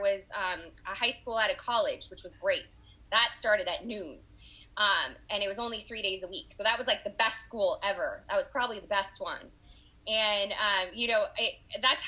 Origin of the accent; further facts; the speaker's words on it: Los Angeles, California, United States; also born or lived in Oakland, California; I was born and raised in Los Angeles, California